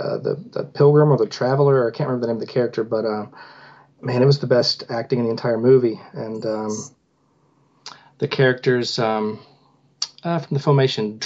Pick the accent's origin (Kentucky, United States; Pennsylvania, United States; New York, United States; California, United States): Kentucky, United States; Owensboro; we're screening it in my hometown of Owensboro, Kentucky